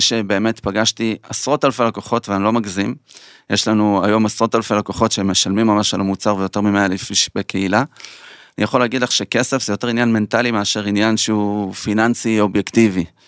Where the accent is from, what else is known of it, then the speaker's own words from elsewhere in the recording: Petah Tikva, Central District, Israel; גדלנו בשכונה לא טובה, בדאונטאון פתח תקווה